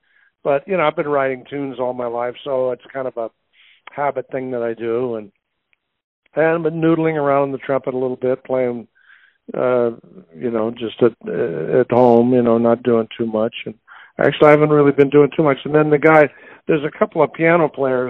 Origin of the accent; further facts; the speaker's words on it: New York, United States; also born or lived in Indianapolis; Well, I was born in Indianapolis, but when I was a kid, my mother's brother, my uncle Bobby Sherwood, had a band, and I was on the road from 0 to 5. I mean, I didn't really live in Indianapolis. We lived in New York.